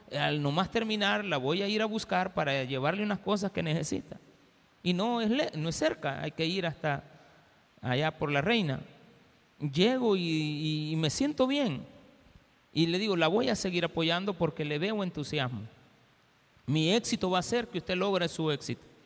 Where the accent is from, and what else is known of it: El Salvador